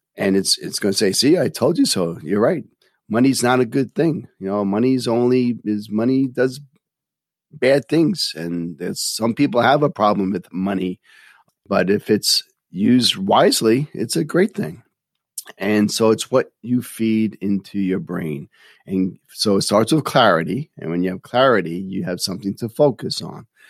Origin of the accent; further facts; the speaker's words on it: New York City, New York, United States; Growing up in New York City